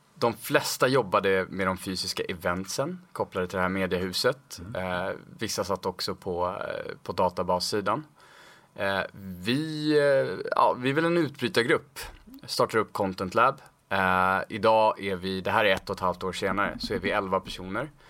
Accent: Stockholm, Stockholm County, Sweden; född och uppvuxen i Stockholm

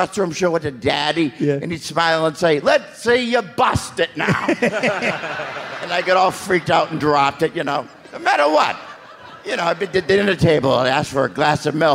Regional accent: Boston, Massachusetts, United States; I mentioned I'm from Boston.

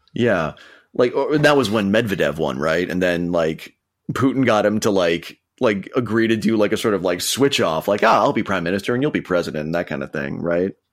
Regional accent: Minnesota, United States; my home state of Minnesota

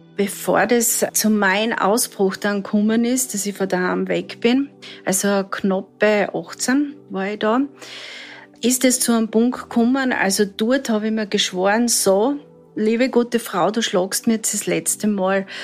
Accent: Southern Styria, Austria; Ich bin in der Südsteiermark aufgewachsen

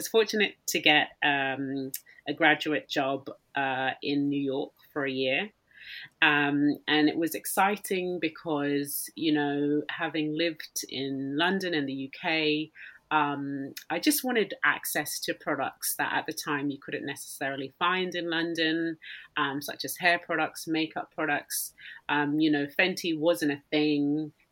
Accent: Australia; I didn't leave Australia for the first time until I was, I think, about 12

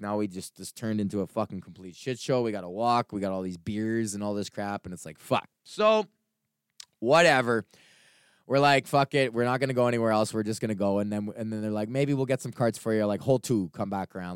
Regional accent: Edmonton, Alberta, Canada; moved away; I was born and raised in Edmonton. This is my hometown.

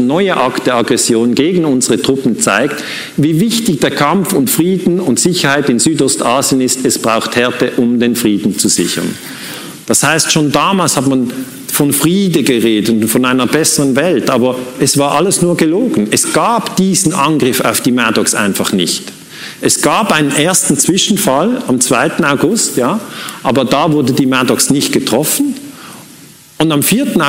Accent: Switzerland; Muss ich als Schweizer sagen, ist mir völlig egal.

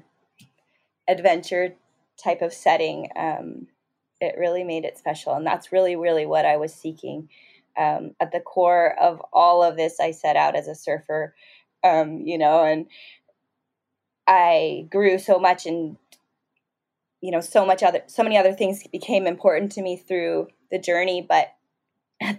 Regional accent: Southern California, United States; growing up in Southern California

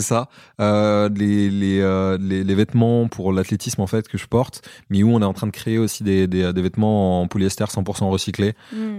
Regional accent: Comoros; je suis originaire des Comores

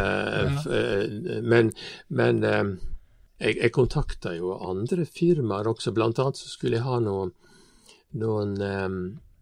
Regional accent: Stranda, Møre og Romsdal, Norway; Jeg kommer fra Stranda. Stranda er bygd innenfor eh, Ålesund

